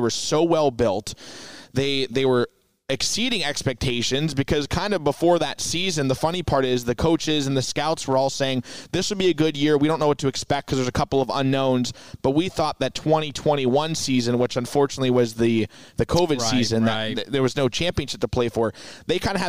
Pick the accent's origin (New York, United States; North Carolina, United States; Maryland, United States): North Carolina, United States; Chapel Hill; moved away as an adult; also born or lived in Arizona; now in Portland, United States; I'm from Chapel Hill, North Carolina originally